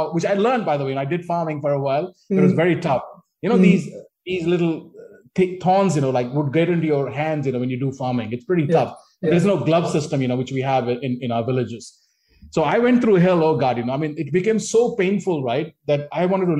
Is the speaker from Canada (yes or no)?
no; Sangrur, Punjab, India; English is a second language; moved away as an adult; also born or lived in Calcutta / Newcastle; now in London, United Kingdom; I'm from Sangrur district, which is kind of a more backward, remote district of Punjab.